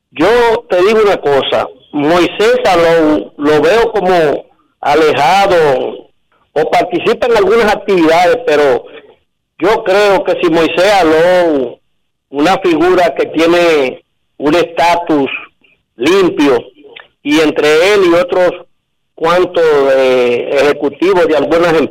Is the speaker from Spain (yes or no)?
no; Dominican Republic; yo creo, como dominicano, que me duele